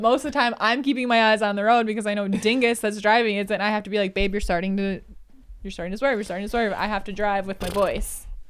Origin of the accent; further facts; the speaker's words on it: Marshfield, Wisconsin, United States; So I thought we could chat about the contrast because you did come back to my hometown.